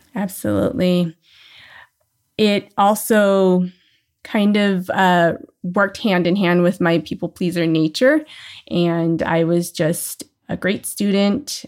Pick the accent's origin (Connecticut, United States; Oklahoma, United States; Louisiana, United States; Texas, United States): Louisiana, United States; New Orleans; now in Southern California, United States; I was born in New Orleans, uh, Louisiana.